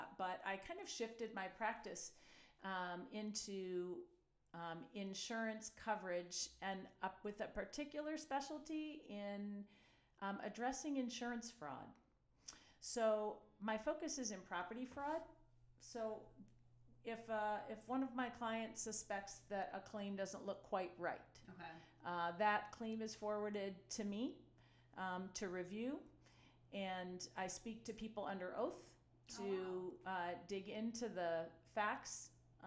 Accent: Detroit, Michigan, United States; moved away as an adult; also born or lived in Pontiac, Michigan; now in San Diego, United States; I grew up in Michigan in metropolitan Detroit area. I was born in Pontiac.

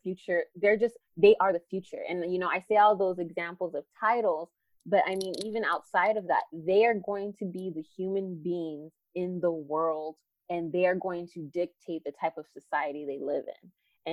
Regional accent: Phoenix, Arizona, United States; I'm from Phoenix, Arizona, born and raised here, specifically in South Phoenix.

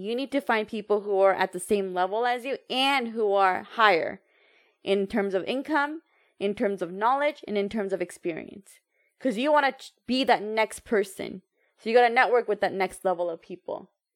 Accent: United States; I know I'm American

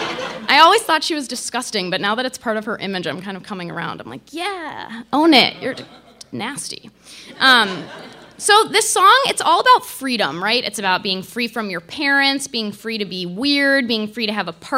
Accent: Chicago, Illinois, United States; As a Chicagoan, lifelong Bulls fan

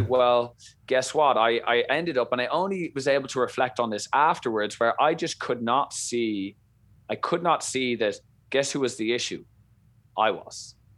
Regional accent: Dublin, Leinster, Ireland; accent: Irish; moved away as an adult; now in Boston, United States; I come from Ireland, Dublin, bred and born. I lived there for the first, you know, twenty-two years of my life.

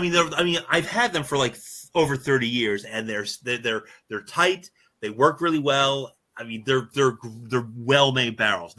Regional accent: Newburgh, New York, United States; when I grew up in Newburgh, New York

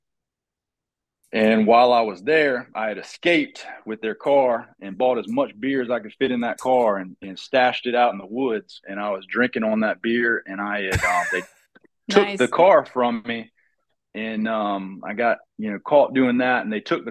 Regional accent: Fayetteville, United States; also born or lived in Atlanta / Charlotte / Boone; I currently live in Fayetteville. I'm from Fayetteville.

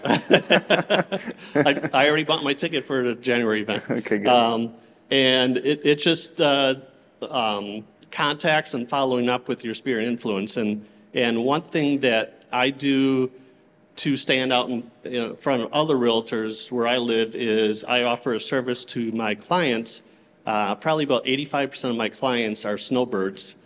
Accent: Clearwater, Florida, United States; I'm from Clearwater, Florida

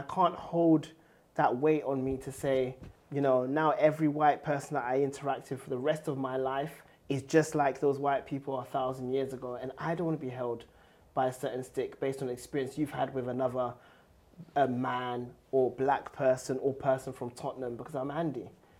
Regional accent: Ghana; now in United Kingdom; You know, I come from Ghana, who gained independence in 1957

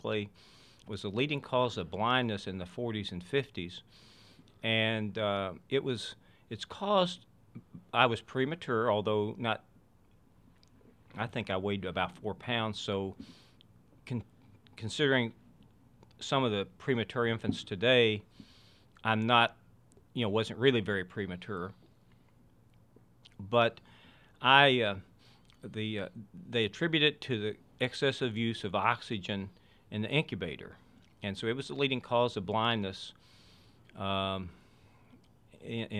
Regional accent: West Virginia, United States; I grew up in West Virginia

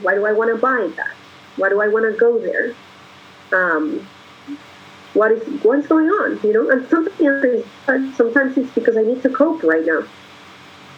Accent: Colombia; moved away; I'm a foreigner from Colombia

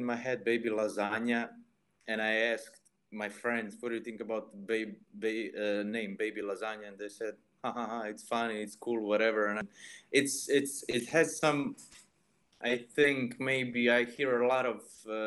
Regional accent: Istria County, Croatia; born or raised there

